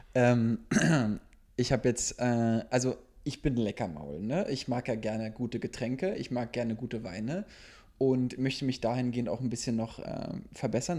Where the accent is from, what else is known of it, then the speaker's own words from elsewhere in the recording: East Germany, Germany; ich bin Ossi